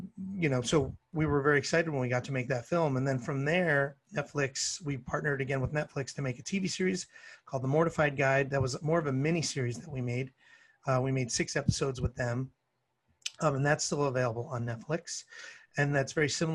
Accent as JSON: {"language": "English", "country": "Canada", "moved": "yes", "lives_now": "Los Angeles, United States", "said": "I'm a Canadian"}